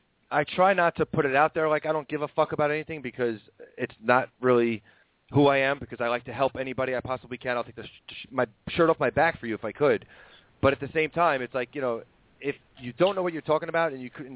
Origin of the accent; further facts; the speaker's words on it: New York, United States; now in Pennsylvania, United States; I'm a New Yorker